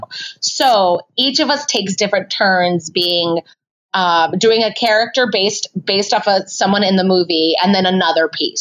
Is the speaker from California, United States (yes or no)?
yes; San Francisco, California, United States; moved away as an adult; now in Chicago, United States; I was born and raised here in San Francisco